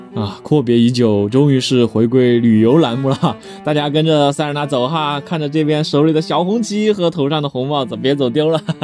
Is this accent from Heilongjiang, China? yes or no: no; Chengdu, Sichuan, China; 咱们成都人